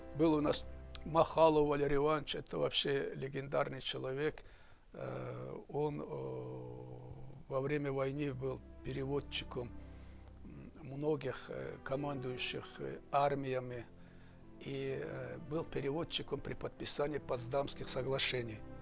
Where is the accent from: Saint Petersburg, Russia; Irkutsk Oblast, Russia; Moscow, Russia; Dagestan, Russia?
Dagestan, Russia; Russian is a second language; Родился я уже давно, в Дагестане, в горном ауле. До пятого класса учился в этом ауле.